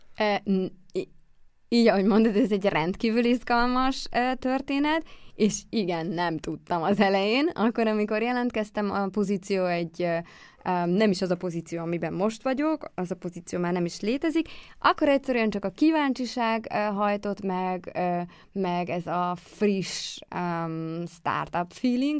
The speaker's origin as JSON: {"language": "Hungarian", "town": "Békéscsaba", "region": "Békés", "country": "Hungary", "also_born_or_lived": "Szeged", "moved": "as an adult", "said": "én vidékről jöttem, nekem Békés Csabáról"}